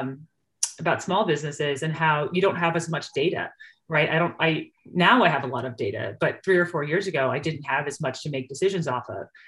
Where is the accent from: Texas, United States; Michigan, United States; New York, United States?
New York, United States; moved away as an adult; now in Idaho, United States; I'm from New York